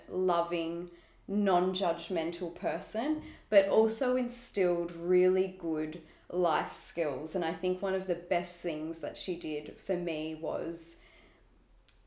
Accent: Melbourne, Victoria, Australia; I was born and raised in Melbourne

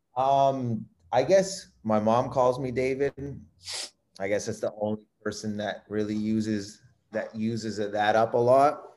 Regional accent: Windsor, Ontario, Canada; I was born in Windsor, Ontario. It's the city that I grew up

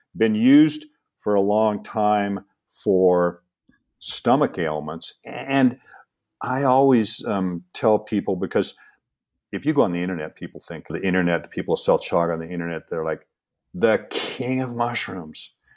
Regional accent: Seattle, Washington, United States; when I grew up in Seattle

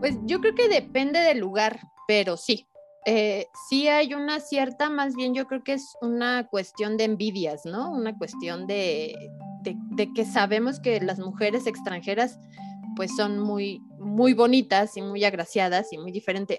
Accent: Mexico; estoy muy orgullosa de ser mexicana

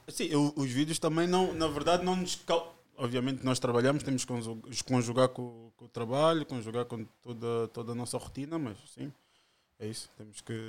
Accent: Margem Sul, Lisbon, Portugal; also born or lived in Angola; vivo cá desde 5 anos

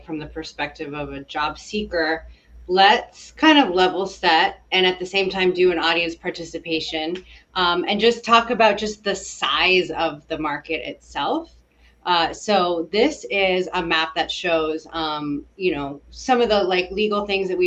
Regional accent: Kansas, United States; moved away; the state where I grew up in Kansas

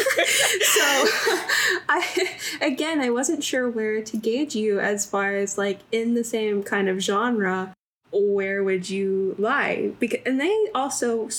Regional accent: Cartersville, Georgia, United States; I was born in Cartersville, Georgia, which is like 45 minutes away from Atlanta

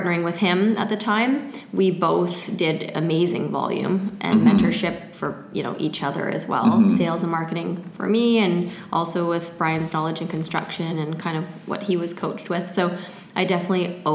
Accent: Surrey, British Columbia, Canada; I grew up in Surrey.

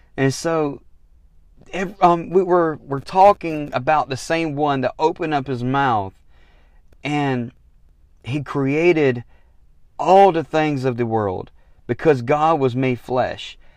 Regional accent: the South, United States; I'm from the South

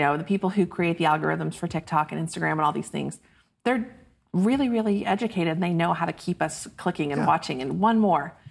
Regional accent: Choctaw, Oklahoma, United States; moved away as an adult; now in Dallas, United States; I grew up just outside Oklahoma City

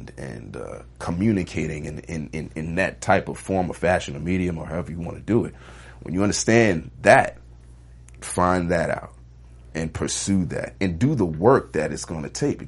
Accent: New York, United States; Now, I'm from New York. I don't have a car.

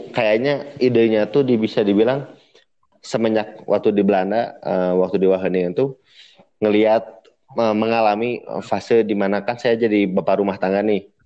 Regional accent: Bandung, West Java, Indonesia; Saya dari Bandung.

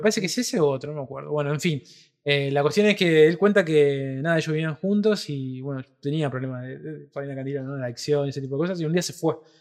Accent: Rosario, Santa Fe, Argentina; nosotros somos de Rosario, tierra de eh, Lionel Messi

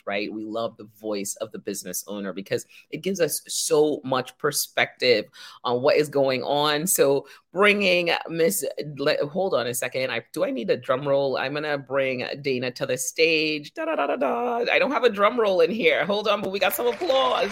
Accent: Trinidad & Tobago; We're from Trinidad

